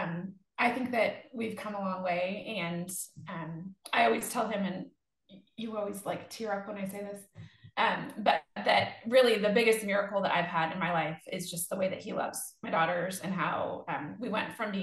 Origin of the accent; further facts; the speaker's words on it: Northern California, United States; moved away as an adult; I was born in Northern California and lived there until I went to college